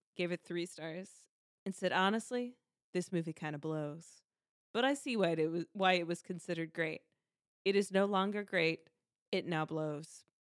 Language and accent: English; South Carolina, United States; I grew up in South Carolina